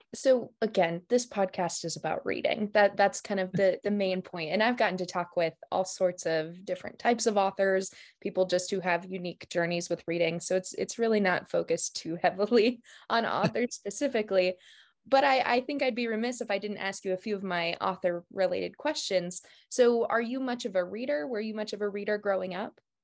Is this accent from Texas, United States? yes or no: no; Martin, South Dakota, United States; I grew up in Martin, South Dakota